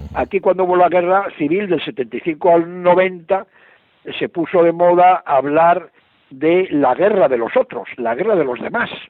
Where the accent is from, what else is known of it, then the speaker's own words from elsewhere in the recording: Barcelona, Catalonia, Spain; moved away as an adult; also born or lived in Paris / Athens; now in Beirut, Lebanon; yo soy de Barcelona, soy catalán